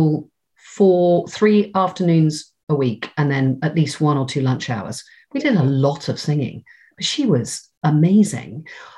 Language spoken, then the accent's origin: English; South West England, United Kingdom; So everyone always says to me, well, you don't sound very Cornish. And I always say, well, it's because I think because I went to drama school, and also my mum doesn't sound very Cornish.